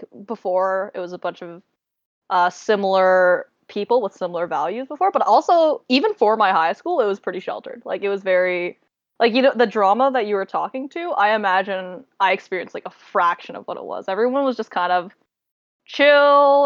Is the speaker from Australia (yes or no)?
no; Toronto, Ontario, Canada; I came from Toronto